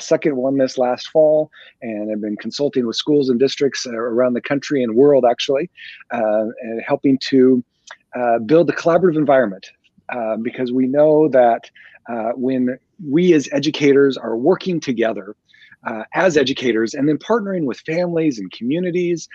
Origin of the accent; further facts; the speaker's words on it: Nebraska, United States; moved away; So I was born and raised in Nebraska, spent most of my career there.